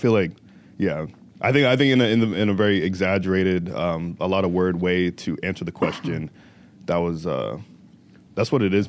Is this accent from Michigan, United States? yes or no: no; Riverside, California, United States; born there; also born or lived in Virginia / Indiana; now in Chicago, United States; So, I grew up, so I was born in Riverside, California, right? And then my family moved to Virginia and then we moved to Indiana. And I've been in Chicago for about 3 years, a little over 3 years now, right?